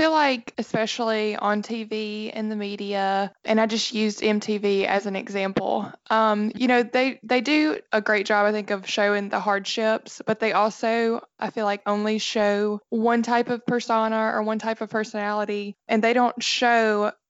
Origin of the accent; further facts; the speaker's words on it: Alabama, United States; That's right. And you can probably tell by my accent.